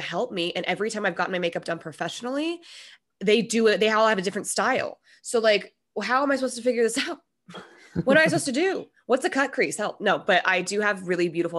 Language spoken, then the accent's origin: English; Minnesota, United States; I'm also from Minnesota